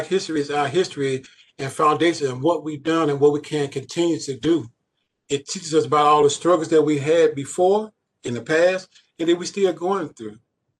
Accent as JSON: {"language": "English", "town": "Chicago", "region": "Illinois", "country": "United States", "tie": "born or raised there", "moved": "as an adult", "said": "So I was born and raised in Chicago. So I am a Chicagoan on the west side of Chicago. I went to Mallee High School, and I graduated in 1980. So I'm a family of 13. I'm the 12th sibling."}